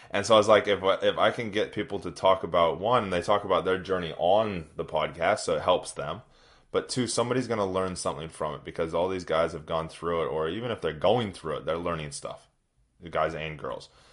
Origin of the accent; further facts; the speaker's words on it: Redding, California, United States; now in New Zealand; I grew up in Northern California, doing outdoor stuff